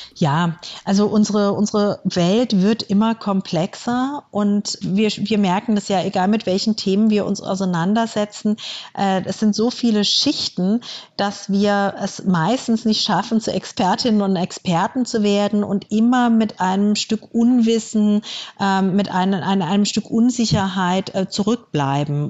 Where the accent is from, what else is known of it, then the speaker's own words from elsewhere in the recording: Germany; Bei uns in Deutschland